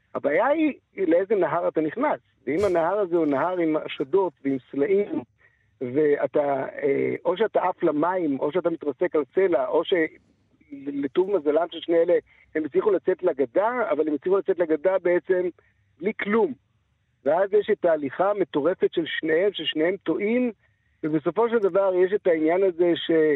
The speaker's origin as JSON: {"language": "Hebrew", "country": "Israel", "said": "בתור ישראלים"}